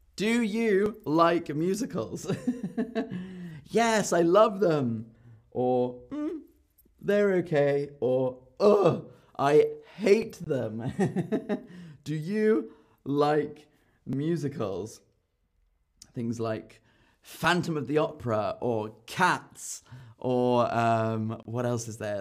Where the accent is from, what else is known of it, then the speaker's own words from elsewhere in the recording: London, United Kingdom; now in Berlin, Germany; I was born in London, in North London. And so for me, London is home. But now I live in Berlin.